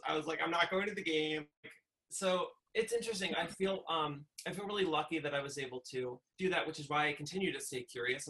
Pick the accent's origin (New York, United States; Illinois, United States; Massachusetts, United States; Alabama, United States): New York, United States; Westchester; where I grew up in Westchester